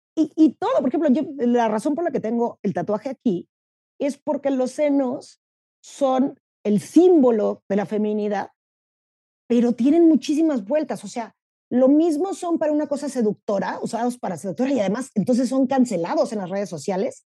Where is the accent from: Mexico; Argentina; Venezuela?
Mexico; soy mexicana